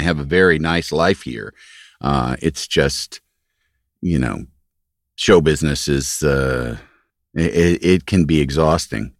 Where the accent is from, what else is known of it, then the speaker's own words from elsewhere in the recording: Yorkville, Illinois, United States; moved away; also born or lived in Los Angeles; I grew up in Yorkville, Illinois